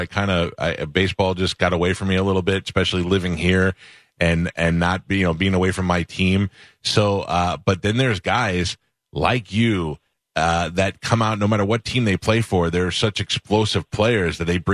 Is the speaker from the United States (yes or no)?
yes; New York, United States; I grew up in New York